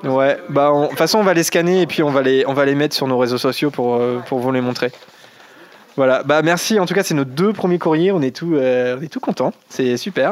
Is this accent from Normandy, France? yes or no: yes; Normandy, France; on n'est pas de Picardie, on vient de Caen, enfin, on enregistre à Caen, on est normand